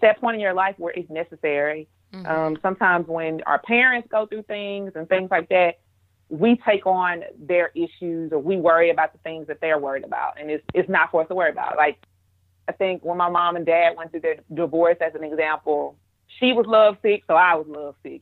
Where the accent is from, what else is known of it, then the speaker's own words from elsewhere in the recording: Monroe, Louisiana, United States; being back home in Monroe